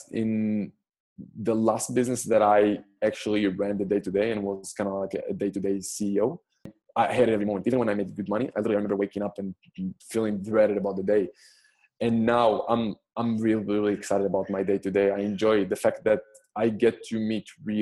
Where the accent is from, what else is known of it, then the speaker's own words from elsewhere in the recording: Israel; moved away as an adult; So I'm personally Israeli. I'm born and raised in Israel.